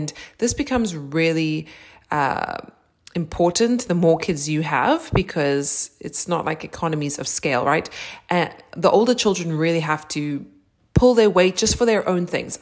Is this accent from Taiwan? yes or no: no; South Africa; growing up in South Africa